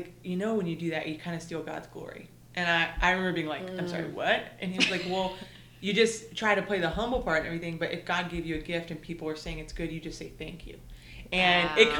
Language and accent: English; East Texas, United States; also born or lived in Murfreesboro, Tennessee; now in Nashville area, United States; I grew up in East Texas